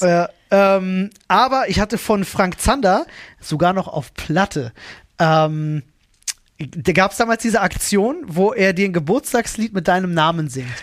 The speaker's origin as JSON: {"language": "German", "region": "Berlin", "country": "Germany", "said": "ich hab ja selber keinen Führerschein als, als Berliner"}